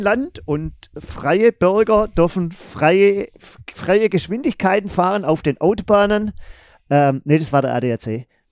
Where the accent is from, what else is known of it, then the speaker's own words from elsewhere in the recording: Germany; wir gesagt, ja, aus Deutschland.